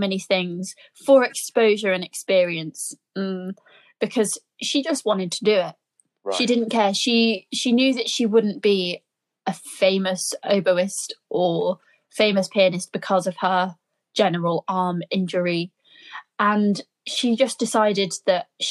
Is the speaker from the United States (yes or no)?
no; Birmingham, West Midlands, United Kingdom; I'm a Brummie girl.